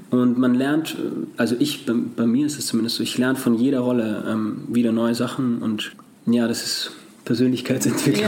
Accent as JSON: {"language": "German", "country": "Austria", "said": "Als Österreicher"}